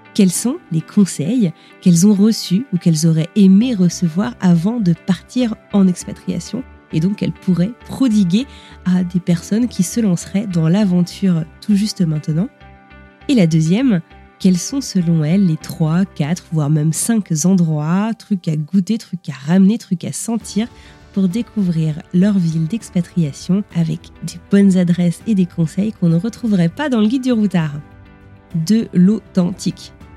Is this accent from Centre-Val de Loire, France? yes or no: no; Brittany, France; je suis bretonne